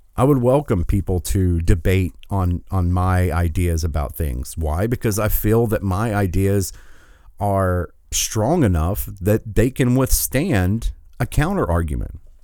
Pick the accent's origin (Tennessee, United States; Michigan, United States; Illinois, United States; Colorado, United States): Michigan, United States; my home state, which is, I was glad to see, uh, the other day that tens of thousands of Michiganders